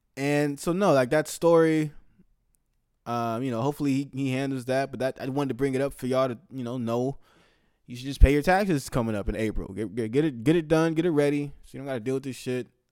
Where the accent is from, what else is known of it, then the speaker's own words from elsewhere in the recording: the Bay Area, California, United States; my hometown, the Bay Area